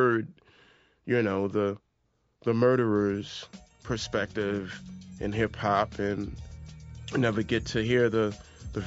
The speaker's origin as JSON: {"language": "English", "town": "New York City", "region": "New York", "country": "United States", "tie": "born or raised there", "said": "we're both from South Jamaica, Queens. We grew up and around a lot of violence"}